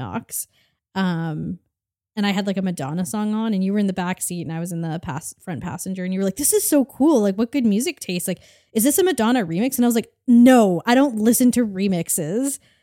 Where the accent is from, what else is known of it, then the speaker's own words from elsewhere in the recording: Canada; we grew up in Canada